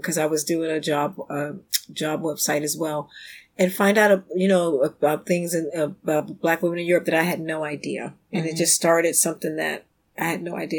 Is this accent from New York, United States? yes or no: no; Washington, District of Columbia, United States; moved away as an adult; also born or lived in Brussels, Belgium / London, United Kingdom; now in Sweden; Washington, D.C. native